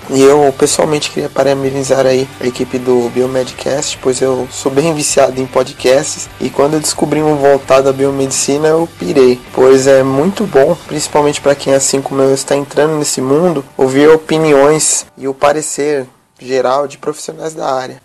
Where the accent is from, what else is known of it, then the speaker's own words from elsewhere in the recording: Guarulhos, São Paulo, Brazil; sou de Guarulhos, São Paulo